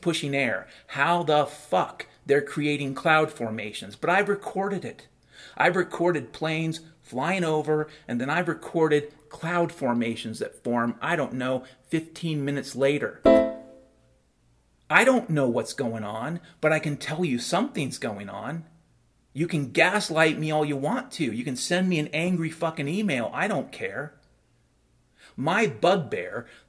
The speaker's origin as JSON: {"language": "English", "area": "Puget Sound", "region": "Washington", "country": "United States", "tie": "born or raised there", "said": "I grew up around the Puget Sound back in the 70s and 80s"}